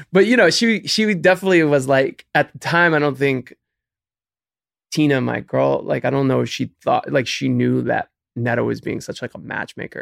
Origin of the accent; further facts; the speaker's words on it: Cleveland, Ohio, United States; moved away as an adult; now in New York, United States; I'm originally from Cleveland, Ohio, born and raised